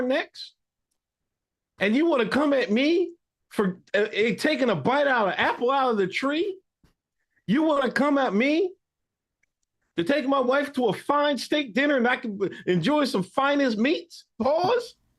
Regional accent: Exton, Pennsylvania, United States; me being the black man I am from Exton, Pennsylvania.

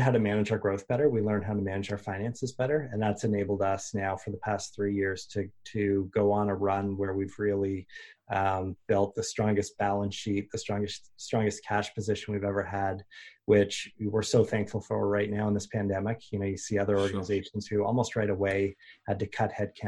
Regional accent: Canada; being a Canadian

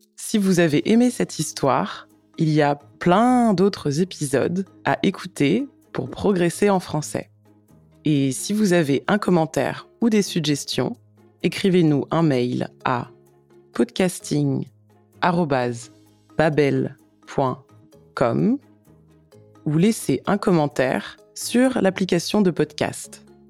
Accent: France; je suis française

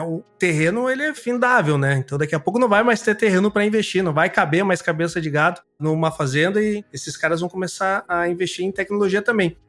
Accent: Brazil; now in Rio Grande do Sul, Brazil; Eu sou gaúcho de coração, né? Mas eu sou sumatogrossense

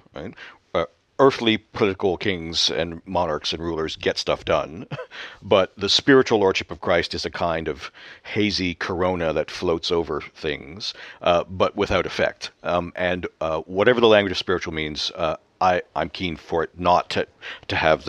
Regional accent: Canada; moved away as an adult; now in Scotland, United Kingdom; the climate here in Scotland is obviously different than the one that I was accustomed to back home in Canada

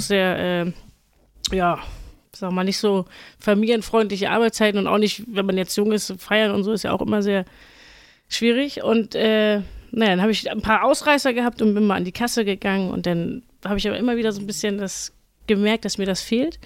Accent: Fahrdorf, Schleswig-Holstein, Germany; ich komme eigentlich aus Fahrdorf

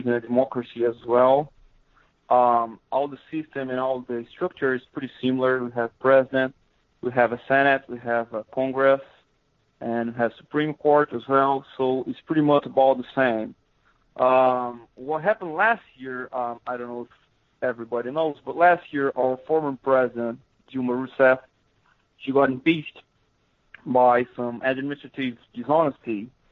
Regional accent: countryside of São Paulo State, Brazil; English is a second language; moved away as an adult; also born or lived in Ribeirão Preto, Brazil; now in Missouri, United States; I'm from the countryside of Sao Paulo State. I live in the city Ribeirão Preto

